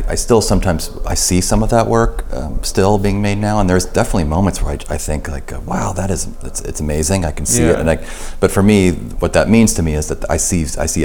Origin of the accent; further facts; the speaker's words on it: California, United States; moved away as an adult; also born or lived in Oregon; now in Michigan, United States; it is true that I'm from California, but growing up there, you know, my whole life, I was there.